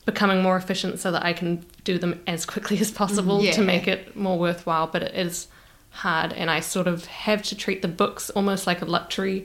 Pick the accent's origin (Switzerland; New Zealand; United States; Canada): New Zealand; I'm from New Zealand.